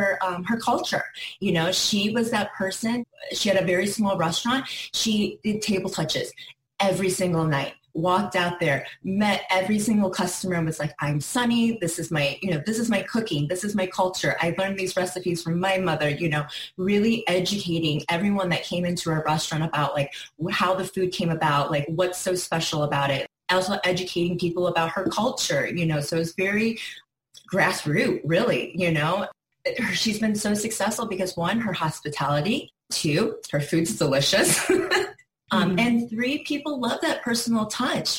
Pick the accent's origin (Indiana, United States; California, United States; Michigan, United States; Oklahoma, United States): Indiana, United States; South Bend; now in Miami, United States; We're actually from South Bend area, so Notre Dame area. So that's where we're from.